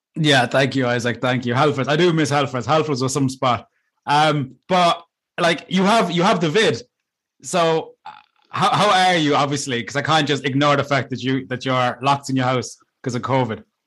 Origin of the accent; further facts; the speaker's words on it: Cork, Munster, Ireland; I'm from Cork